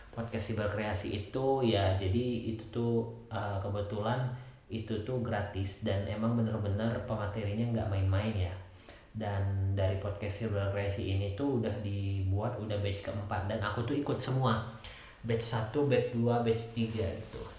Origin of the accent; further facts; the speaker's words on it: Medan, North Sumatra, Indonesia; now in Bandung, Indonesia; terus uh, asal dan besarnya di Medan lahir dan besar di Medan terus sekarang aku sudah tinggalnya di Bandung domisili Bandung